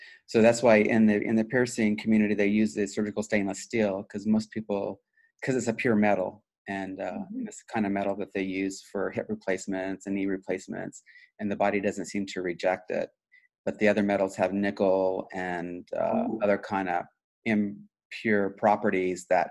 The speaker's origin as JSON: {"language": "English", "town": "Wichita", "region": "Kansas", "country": "United States", "tie": "born or raised there", "said": "when I grew up in the Midwest, so grew up in Wichita, Kansas"}